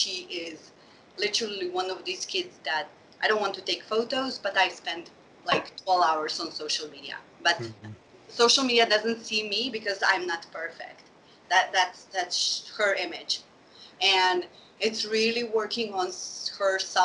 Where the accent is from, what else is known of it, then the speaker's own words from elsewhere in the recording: Slovenia; moved away as an adult; now in Sweden; I grew up in Slovenia to Bosnian parents